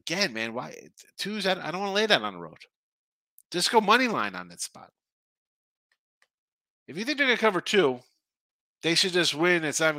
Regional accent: New Jersey, United States; I'm from Jersey

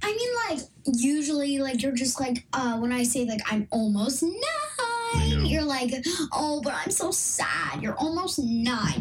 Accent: Los Angeles, California, United States; now in Austin area, Texas, United States; was literally born and raised in yeah. Los Angeles

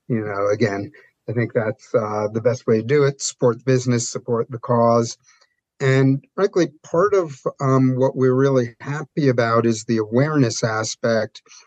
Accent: New York, United States; I'm a New Yorker

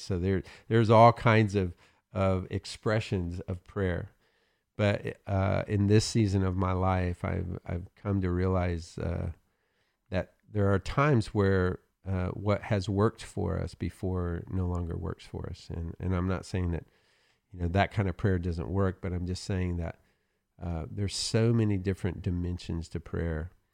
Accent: the South, United States; I'm from the South

